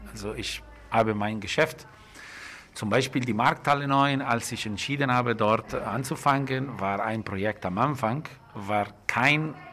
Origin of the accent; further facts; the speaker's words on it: Lombardy, Italy; Das ist ein sehr schöner Bauernhof, äh, wo ich gewachsen bin. Man denkt, okay, äh, ich bin grundsätzlich in der Firma groß geworden, aber das ist ein super schöner Bauernhof äh, mit viel Grün in der Nähe von Komasee, zwischen Como und Mailand.